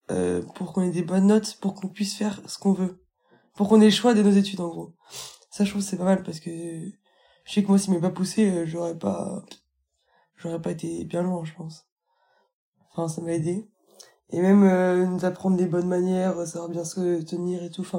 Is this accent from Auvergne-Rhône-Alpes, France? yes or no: yes; Ardèche, Auvergne-Rhône-Alpes, France; je suis fier de l'Ardèche, oui.